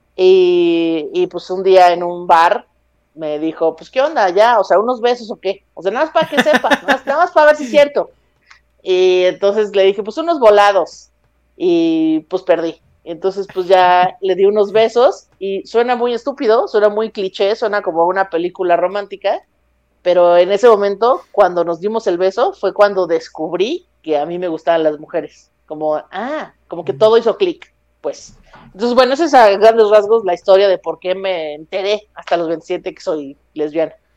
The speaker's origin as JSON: {"language": "Spanish", "region": "Mexico City", "country": "Mexico", "tie": "born or raised there", "also_born_or_lived": "Coacalco, State of Mexico", "said": "En la Ciudad de México yo, yo soy chilanga 100%, nací dentro de un bolillo"}